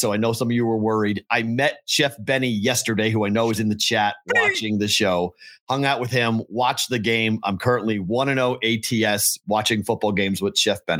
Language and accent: English; Boston, Massachusetts, United States; I'm the Bostonian.